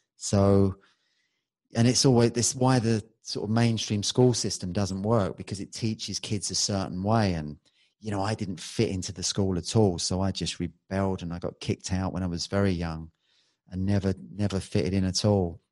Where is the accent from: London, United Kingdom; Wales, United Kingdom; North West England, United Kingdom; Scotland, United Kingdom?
London, United Kingdom; I was born in Balham, which is on the west side, and that's a rough